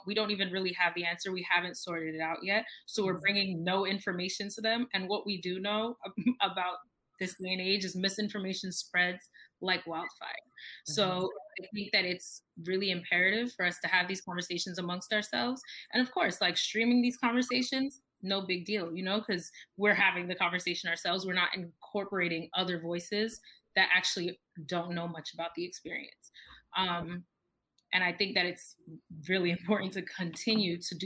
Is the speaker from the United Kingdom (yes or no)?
no; United States; My nationality, I was born here. I am American. My ethnicity, my family is Jamaican.